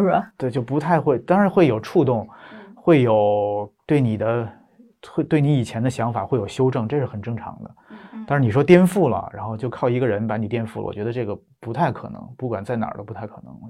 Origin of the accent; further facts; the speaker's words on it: Beijing, China; 从小在北京出生长大，然后上学读书